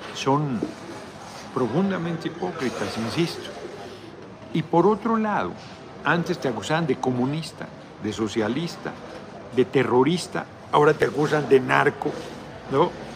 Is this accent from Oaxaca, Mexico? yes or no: no; Tlalnepantla, State of Mexico, Mexico; yo crecí en Tlalnepantla, aunque nací en el Distrito Federal, en la Guerrero